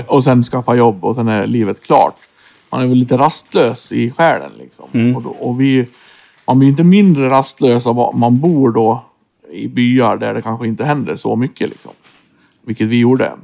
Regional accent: Floda, Björbo, Dalarna County, Sweden; moved away; also born or lived in Stockholm; Vi var ju från Norra Floda, Björborg

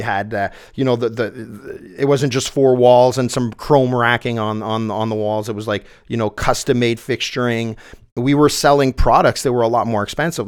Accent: Saint-Bruno-de-Montarville, Quebec, Canada; St. Bruno, which is my hometown on the South Shore of Montreal

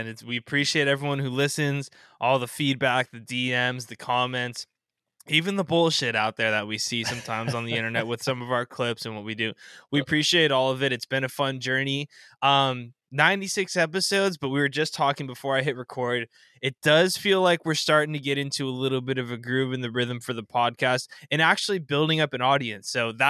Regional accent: Southern California, United States; Like Kobe means a lot more to me than he does to you growing up in SoCal.

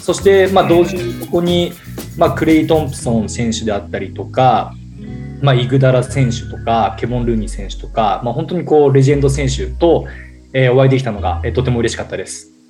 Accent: Ishikawa, Japan; 地元まああのうちは石川県ですけど

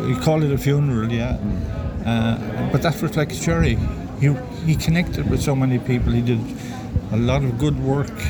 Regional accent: Limerick, Munster, Ireland; I'm from Limerick

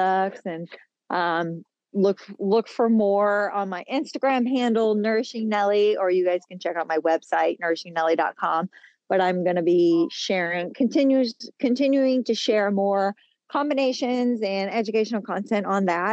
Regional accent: Australia; now in United States; I'm here in the States. And I was born in Australia

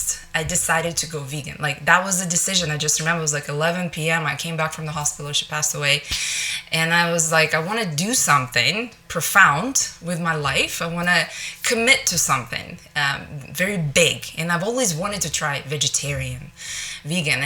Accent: Russia; moved away as an adult; now in Northwest Arkansas, United States; I grew up in Russia where it's meat and potatoes

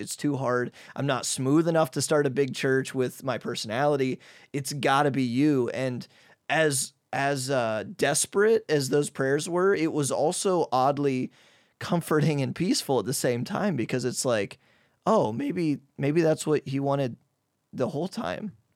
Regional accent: Midwest, United States; moved away as an adult; now in Hungary; I'm from the Midwest, and even though I'm kind of a private guy, I'm still an extrovert, and I'm a Midwest guy

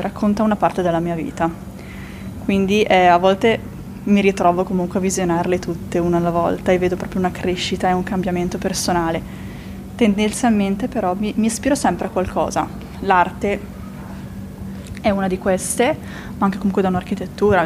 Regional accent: Italy; il mio paese

